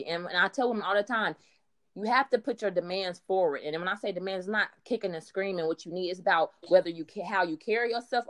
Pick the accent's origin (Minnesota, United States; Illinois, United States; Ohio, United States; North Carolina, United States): Ohio, United States; Dayton; I am from Dayton, Ohio